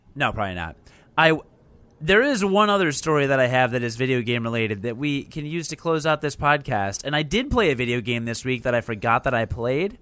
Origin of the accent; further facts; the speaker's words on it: Chicago, Illinois, United States; I'm from Chicago